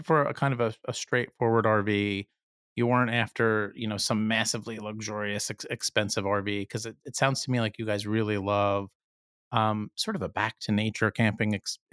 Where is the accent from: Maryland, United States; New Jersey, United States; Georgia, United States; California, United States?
New Jersey, United States; I'm from New Jersey.